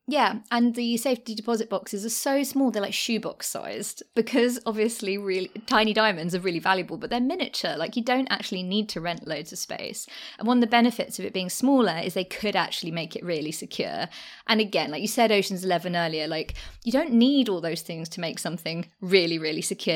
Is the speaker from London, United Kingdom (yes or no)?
yes; London, United Kingdom; also born or lived in Deptford, London; I did used to live there, and I grew up in the Docklands.